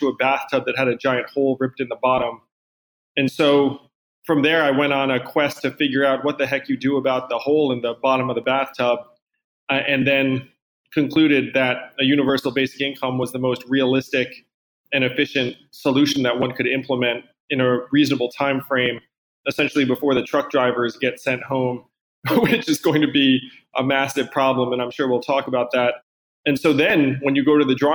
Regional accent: East Coast, United States; I'm from the East Coast.

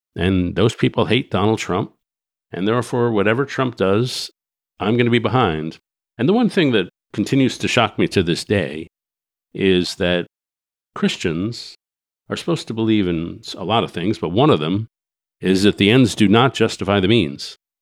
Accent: New York, United States; I grew up in New York and Greenwich Village in the sixties

